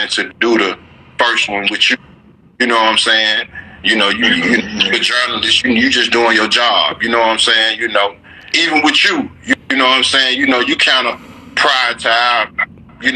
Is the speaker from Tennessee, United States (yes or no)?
yes; Memphis, Tennessee, United States; growing up in Orange Mound